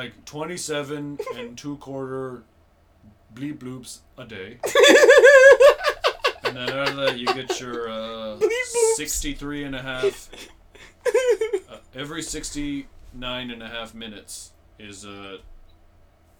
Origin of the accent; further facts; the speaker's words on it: Cambridge, Ontario, Canada; moved away as an adult; also born or lived in Toronto; now in Los Angeles, United States; parts of Tommy Boy were filmed in my hometown